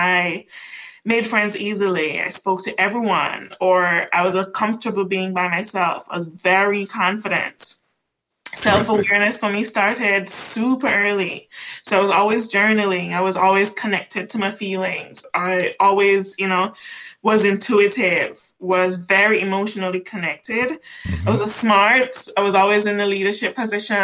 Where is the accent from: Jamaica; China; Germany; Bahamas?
Jamaica; moved away as an adult; also born or lived in Kingston, Jamaica; now in United States; I'm Jamaican born and raised, right? An island girl.